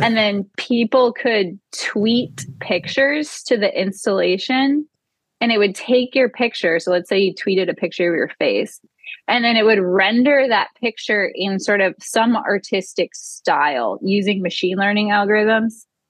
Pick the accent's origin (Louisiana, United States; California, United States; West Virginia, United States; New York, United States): Louisiana, United States; New Orleans; growing up in New Orleans after Hurricane